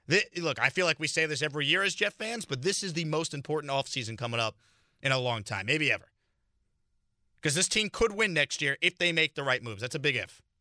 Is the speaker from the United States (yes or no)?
yes; New York, United States; now in Houston, United States; And I grew up in New York. I'm a New York guy. I grew up listening to the station.